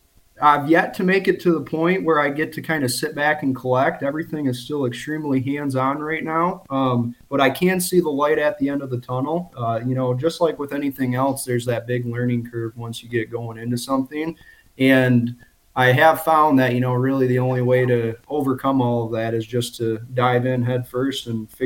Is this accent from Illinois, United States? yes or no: no; Michigan, United States; Okay. So yeah, I am from Michigan. I live in the Saginaw Bay region, 26 years old, and I'm actually self-employed.